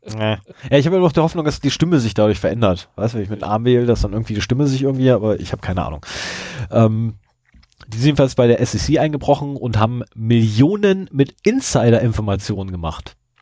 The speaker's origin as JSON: {"language": "German", "region": "Lower Saxony", "country": "Germany", "said": "bei uns zu Hause in Niedersachsen"}